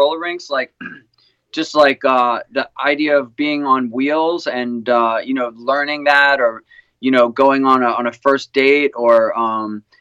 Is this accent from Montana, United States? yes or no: no; New York, United States; I'm a guy from New York